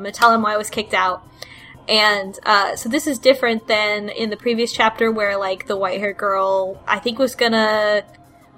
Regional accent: Texas, United States; I'm from Texas

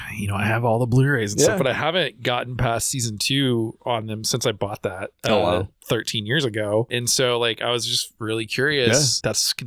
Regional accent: Arkansas, United States; born or raised there; moved away

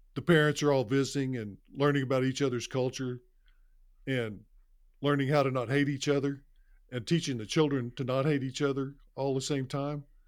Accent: Carnegie, Oklahoma, United States; I was not taught that growing up in Carnegie, Oklahoma

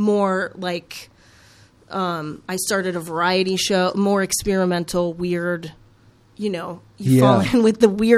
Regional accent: Schererville, Indiana, United States; I grew up in Schererville

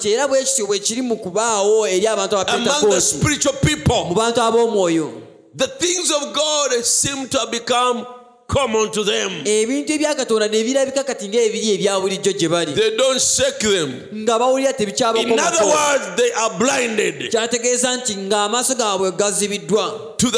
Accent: United States; I'm American

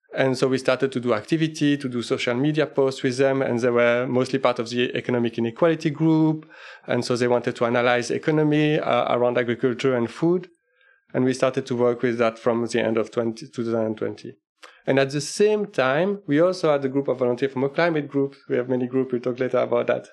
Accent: Liège, Wallonia, Belgium; moved away as an adult; now in Denmark; I'm actually originally from Belgium, uh, Liège in Belgium

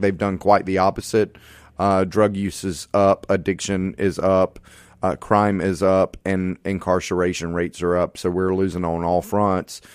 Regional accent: Hattiesburg, Mississippi, United States; I'm a native Mississippian. I was born and raised in Hattiesburg

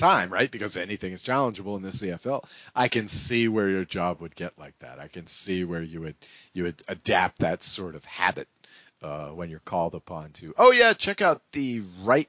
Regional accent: New England, United States; I'm from New England.

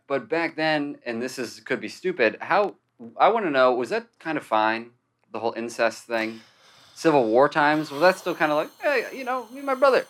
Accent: Arizona, United States; I'm from Arizona.

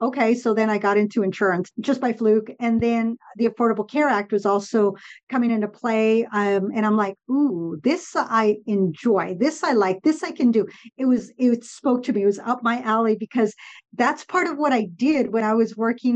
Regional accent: Southern California, United States; first language Spanish; English is a second language; I grew up in Southern California, and Spanish was always the first language at home

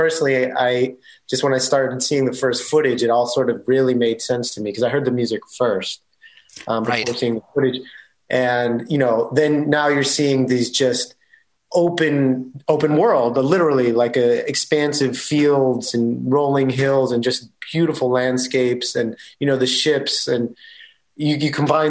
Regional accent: United States; I'm American.

